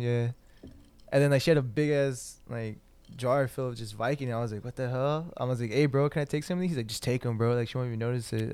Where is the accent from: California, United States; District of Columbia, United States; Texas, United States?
California, United States; Santa Ana; also born or lived in Fullerton, California / Anaheim, California / Orange, California; I started third grade in Santa Ana, and then ever since then I've just been here